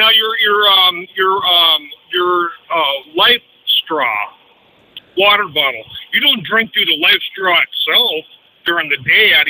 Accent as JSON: {"language": "English", "town": "Walnut", "region": "California", "country": "United States", "tie": "born there", "said": "I was born in Walnut right there, not too awful far"}